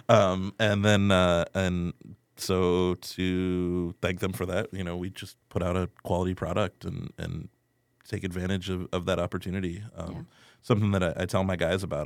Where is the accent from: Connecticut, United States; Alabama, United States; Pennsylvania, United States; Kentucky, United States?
Pennsylvania, United States; Erie; moved away as an adult; now in San Antonio, United States; I am originally from Erie, Pennsylvania